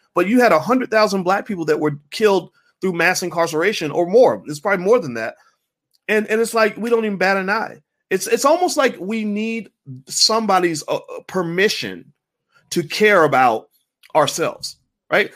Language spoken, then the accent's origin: English; Kentucky, United States; moved away; I grew up in Kentucky